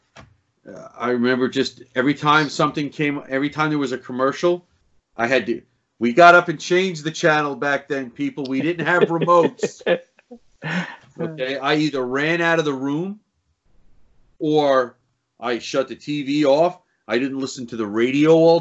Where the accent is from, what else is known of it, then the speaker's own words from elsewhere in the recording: New York City, New York, United States; growing up in Queens, New York